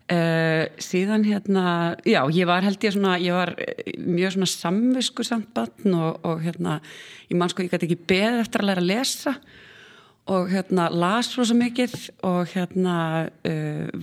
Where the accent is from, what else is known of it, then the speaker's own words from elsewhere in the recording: Iceland; also born or lived in Sweden; ég átti bara mjög góð æsku ár og hérna ólst upp fyrstu sexarni í Svíþjóð þar sem að Fóreldrar mínir voru uh, við nám